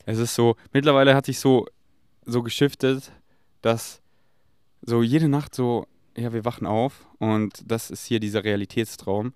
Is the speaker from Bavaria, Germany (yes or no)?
yes; Munich, Bavaria, Germany; moved away; ich komme ja aus München